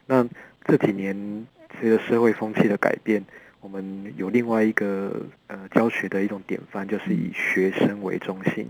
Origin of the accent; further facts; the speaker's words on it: Kaohsiung, Taiwan; 那我们高雄这边也是围绕着大大小小的工业区。那我们，我在高雄长大